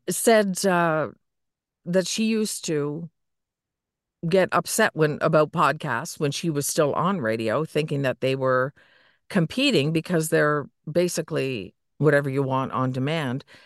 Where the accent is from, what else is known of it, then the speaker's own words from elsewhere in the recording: Niagara area, Ontario, Canada; I grew up in the Niagara area.